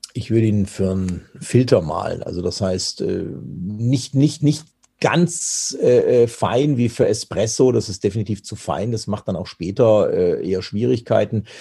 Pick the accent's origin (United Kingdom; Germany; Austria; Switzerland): Germany; bei uns in Deutschland